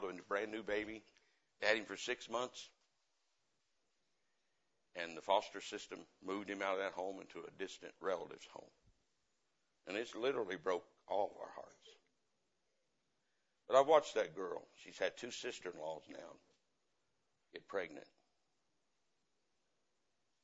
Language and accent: English; the Bible Belt, United States; I come from the Bible Belt